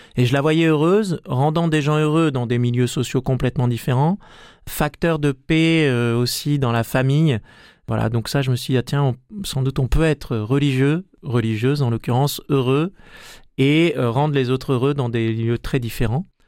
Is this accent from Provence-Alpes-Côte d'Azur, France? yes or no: yes; Marseille, Provence-Alpes-Côte d'Azur, France; moved away; also born or lived in western France; j'ai grandi à Marseille